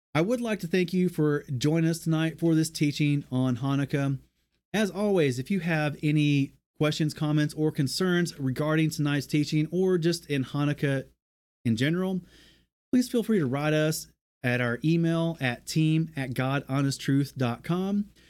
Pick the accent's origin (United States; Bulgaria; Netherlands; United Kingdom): United States; American South; We're from the American South